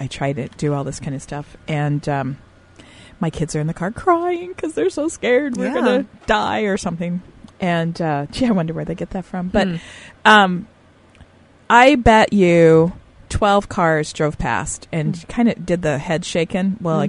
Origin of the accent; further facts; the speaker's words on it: Texas, United States; we first moved here, you know, we're from Texas. How much experience do we have driving in the snow?